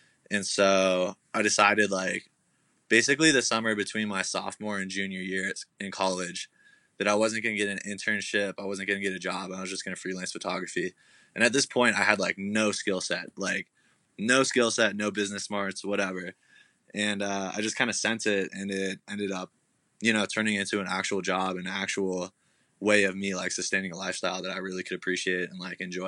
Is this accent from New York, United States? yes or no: no; Colorado, United States; moved away as an adult; also born or lived in Oregon; So I'm originally from Colorado, super small town. After I graduated high school, I moved to Oregon to go to college.